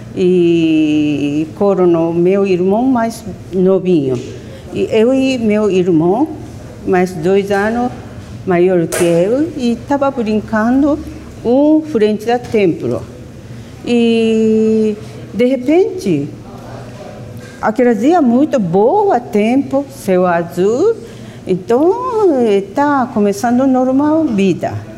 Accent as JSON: {"language": "Portuguese", "region": "Hiroshima", "country": "Japan", "tie": "born or raised there", "second_language": "Portuguese", "moved": "yes", "said": "eu nasci na Hiroshima e tinha dois anos quando caiu a bomba atômica"}